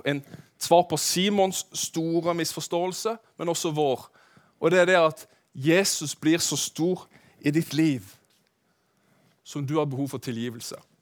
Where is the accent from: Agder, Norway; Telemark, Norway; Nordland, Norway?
Agder, Norway; Kristiansand; moved away; jeg er jo Randesund-gutt, for de av dere som vet det. Jeg vokste opp på Søm.